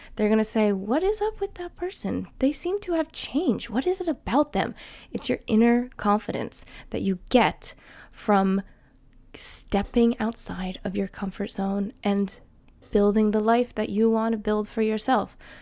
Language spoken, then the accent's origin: English; New Jersey, United States; accent: American; first language English; moved away as an adult; now in Sweden; I would still be living in the same town in New Jersey that I grew up